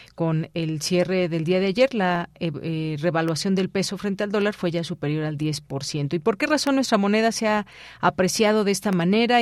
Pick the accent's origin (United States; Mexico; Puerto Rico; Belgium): Mexico